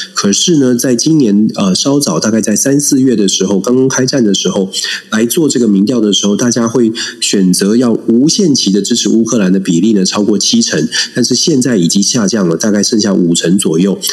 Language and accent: Chinese; Taiwan; 我们当然作为台湾人